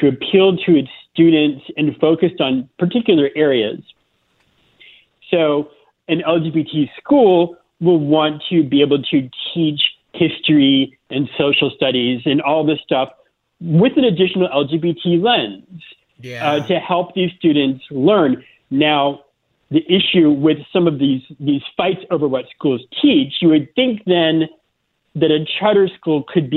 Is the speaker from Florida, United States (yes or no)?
yes; Florida, United States; born or raised there; moved away as an adult; also born or lived in South Carolina